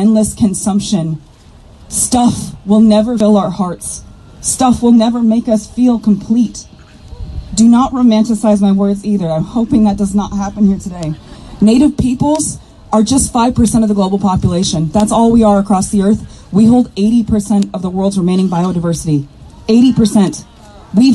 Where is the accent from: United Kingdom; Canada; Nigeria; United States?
Canada; Kuchiching First Nation, Ontario; I'm Bear Clan from Kuchiching First Nation